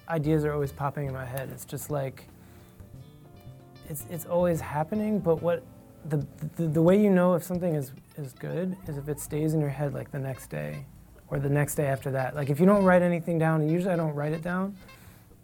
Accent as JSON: {"language": "English", "town": "Princeton", "region": "New Jersey", "country": "United States", "tie": "born or raised there", "also_born_or_lived": "Monroe Township, New Jersey", "said": "I grew up in Princeton, New Jersey"}